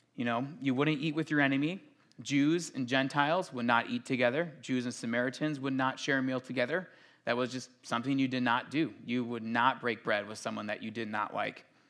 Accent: Minnesota, United States

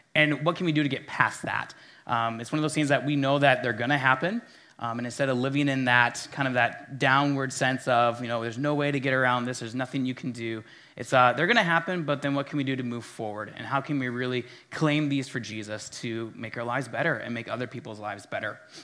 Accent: Minnesota, United States; as a Minnesotan

